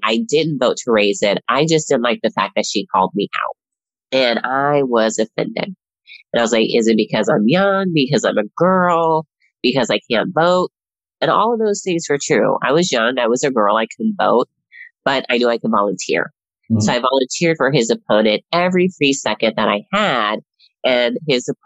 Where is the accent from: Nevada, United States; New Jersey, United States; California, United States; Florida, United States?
Nevada, United States; Las Vegas; moved away as an adult; now in Washington, DC, United States; I am one of those people who was actually born and raised in Las Vegas, Nevada